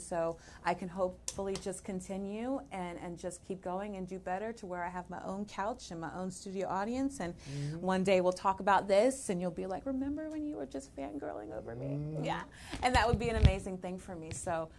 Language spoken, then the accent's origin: English; Jacksonville, Florida, United States; also born or lived in California; So we came from California and went to Quantico on the base and everything. My parents were never married because my mother knew better. And so my father was a pilot. So we kind of just stayed here. I did grow up and go to high school in Florida, in Jacksonville